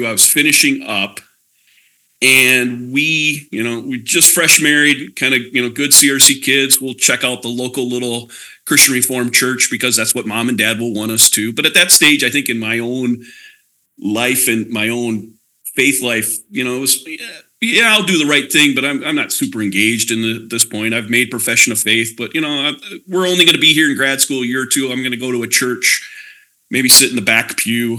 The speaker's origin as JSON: {"language": "English", "town": "Edgerton", "region": "Minnesota", "country": "United States", "tie": "born or raised there", "also_born_or_lived": "Pella area, Iowa", "moved": "as an adult", "lives_now": "Oskaloosa, United States", "said": "I grew up in Minnesota, in Southwest Minnesota, town of Edgerton"}